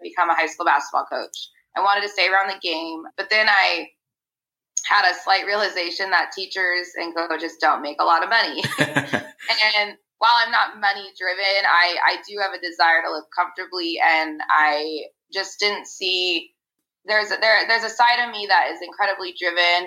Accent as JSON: {"language": "English", "region": "Arizona", "country": "United States", "tie": "born or raised there", "said": "I grew up in Arizona"}